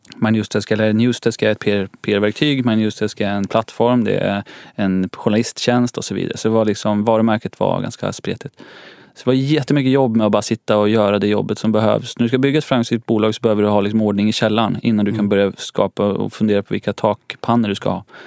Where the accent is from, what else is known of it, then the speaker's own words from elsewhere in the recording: Nyköping, Södermanland, Sweden; now in Stockholm, Sweden; jag kommer från en stad som heter Nyköping, ungefär en timme söder om Stockholm.